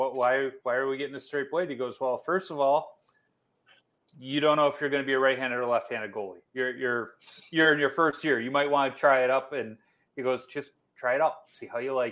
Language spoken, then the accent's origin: English; Chicago, Illinois, United States; As a kid, I grew up in Chicago